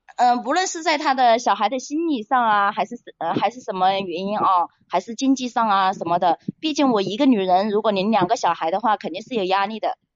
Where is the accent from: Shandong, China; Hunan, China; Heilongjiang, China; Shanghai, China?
Hunan, China; now in Haining, China; 我是老家是湖南的